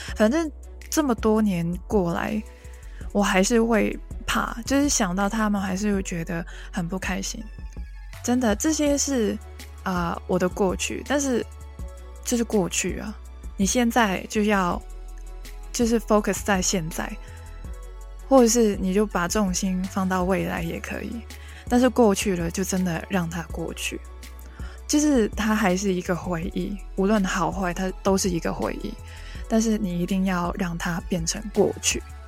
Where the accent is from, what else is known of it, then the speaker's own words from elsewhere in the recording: Hong Kong; first language Cantonese; Chinese is a second language; 来自香港的